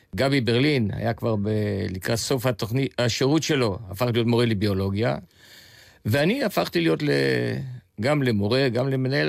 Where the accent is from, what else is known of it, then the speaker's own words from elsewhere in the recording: Tel Aviv, Tel Aviv District, Israel; also born or lived in Jaffa / Bulgaria; הילדות שלי הייתה בשכונה מאוד מיוחדת. הבית עמד על אי התנועה שבין המסגד לבין הדולפינריום